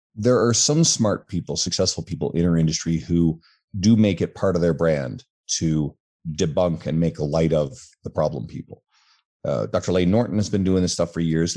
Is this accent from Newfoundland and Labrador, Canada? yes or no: yes; Newfoundland and Labrador, Canada; now in Edmonton, Canada; I'm originally from the East Coast of Canada, an island called Newfoundland